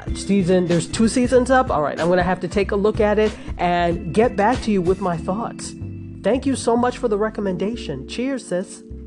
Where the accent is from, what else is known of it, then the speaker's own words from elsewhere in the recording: Nigeria; I'm unapologetically Nigerian